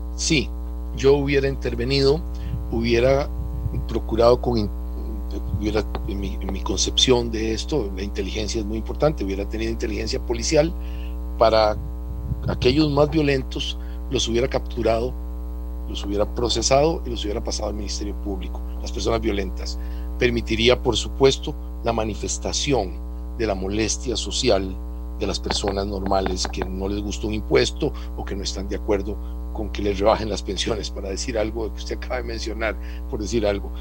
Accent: Costa Rica

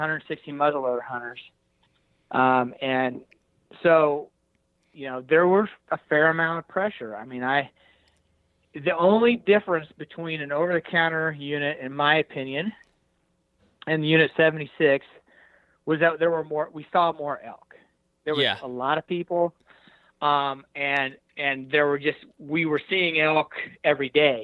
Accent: Hays, Kansas, United States; I'm a flatlander from Hays, Kansas

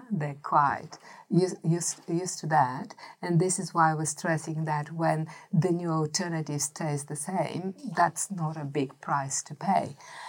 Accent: Australia; the culture and the expectation that we are Australian, therefore we eat meat.

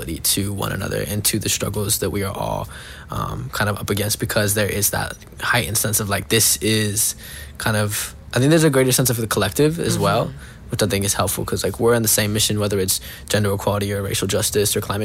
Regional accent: Boulder, Colorado, United States; I'm from Boulder, Colorado. My family's from Mexico City.

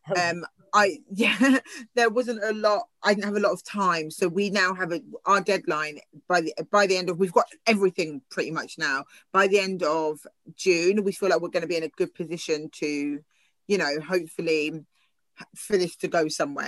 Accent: Southampton, South East England, United Kingdom; i've grown up in southampton

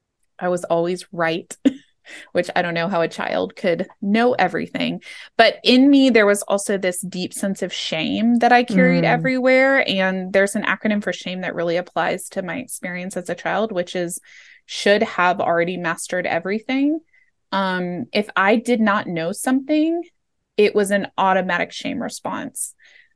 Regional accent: Los Angeles, California, United States; I was born in Los Angeles, and just to paint a little picture, I was born in the 80s in Los Angeles. The Rodney King riots happened while I was a kid, like in my neighborhood.

